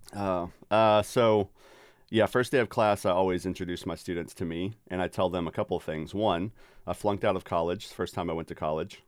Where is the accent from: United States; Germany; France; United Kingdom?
United States; Dallas-Fort Worth, Texas; now in Cedarville, Ohio, United States; the suburb I grew up in, in D F